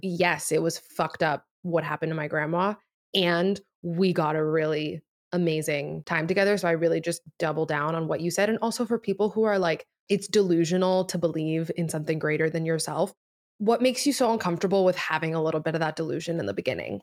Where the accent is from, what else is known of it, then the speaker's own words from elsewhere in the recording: Miami, Florida, United States; first language Spanish; English is a second language; moved away as an adult; also born or lived in New York; Spanish was my first language, and then, obviously, just, like, growing up in Miami